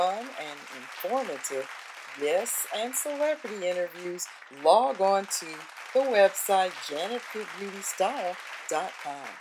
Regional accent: Indianapolis, Indiana, United States; moved away; I haven't lived there in a long time like you, but I'm originally from Indiana, from Indianapolis.

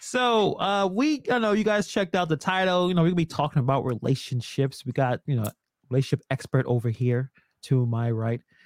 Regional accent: Brooklyn, New York, United States; I'm from Brooklyn, born and raised

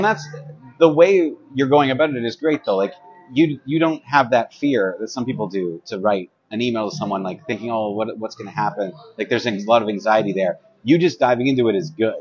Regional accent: Kingston, Ontario, Canada; moved away as an adult; now in Ottawa, Canada; I'm not from Ottawa. I'm from Kingston, which is not too far from here. Um, but I grew up there

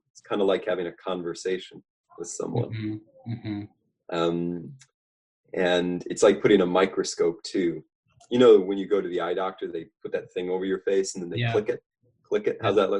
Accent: Pierre, South Dakota, United States; also born or lived in Lincoln, Nebraska; now in Grover Beach, United States; I grew up in Pierre, South Dakota.

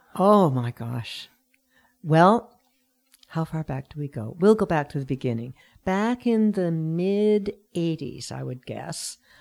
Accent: Sackville, New Brunswick, Canada; also born or lived in Vancouver; now in Pender Island, Canada; I'm originally from New Brunswick, and I lived in Vancouver for about forty years with a few breaks

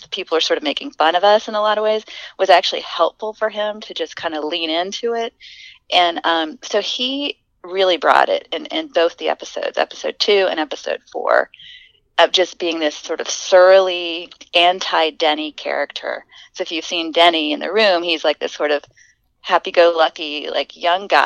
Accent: the South, United States; accent: Southern; i'm trying to lose my southern accent and i'm taking like accent reduction courses

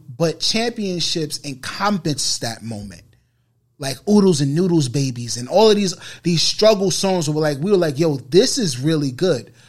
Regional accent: New York City, New York, United States; growing up on the Bro, uh, on Boston Road

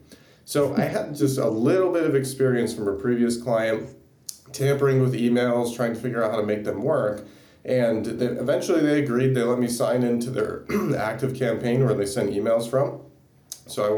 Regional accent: South Bend, Indiana, United States; now in Tampa, United States; I grew up in South Bend, Indiana, which is not too far from the University of Notre Dame.

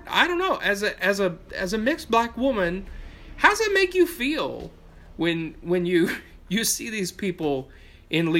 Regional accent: Appalachia, United States; I'm from Appalachia, right? Like, everything gets here later than everybody else

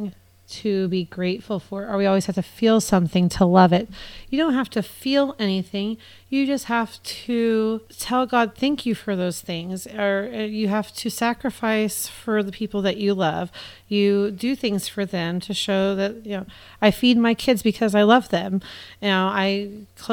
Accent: United States; being an American

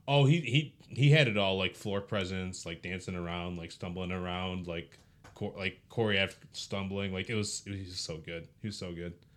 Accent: Philippines; I'm a Filipino who's never done karaoke

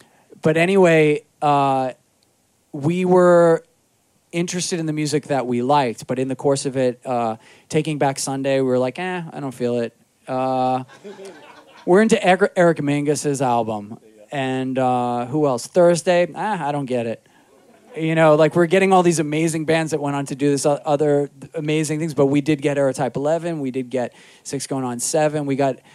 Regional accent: New York City, New York, United States; also born or lived in Astoria, Queens / Jackson Heights, Queens; I grew up in Rockaway

